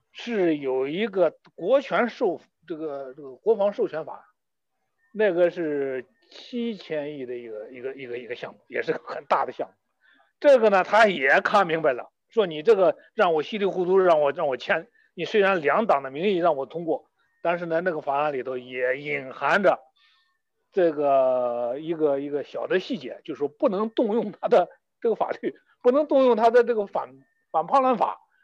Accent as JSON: {"language": "Chinese", "country": "China", "said": "没有我们中国人心计多"}